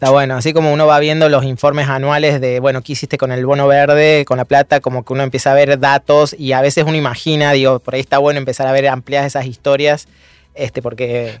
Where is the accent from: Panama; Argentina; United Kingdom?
Argentina; Argentina, hoy vivimos una coyuntura complejísima